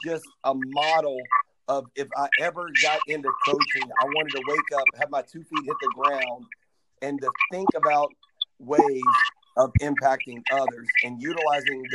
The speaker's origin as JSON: {"language": "English", "town": "Nashville", "region": "Tennessee", "country": "United States", "tie": "born or raised there", "said": "it was in my hometown"}